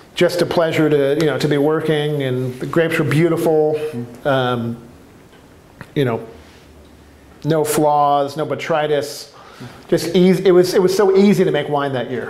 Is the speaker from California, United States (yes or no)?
yes; California, United States; now in Portland, United States; I'm from California